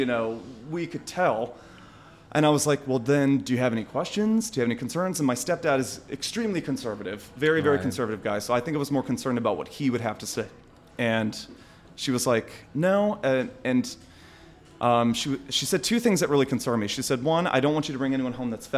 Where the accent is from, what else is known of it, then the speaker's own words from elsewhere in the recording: West Virginia, United States; when I was growing up, I mean, I come from West Virginia.